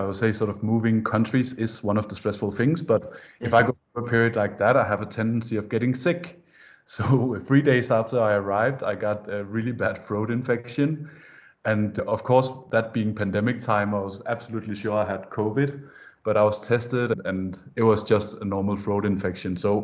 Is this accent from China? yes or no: no; Denmark; moved away as an adult; also born or lived in Copenhagen, Denmark; now in Singapore; I am from Denmark. I've lived in Denmark my entire life until a year ago